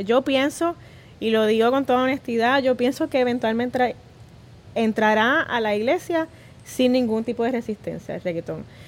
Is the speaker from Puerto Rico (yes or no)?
yes; Puerto Rico; todos somos puertorriqueños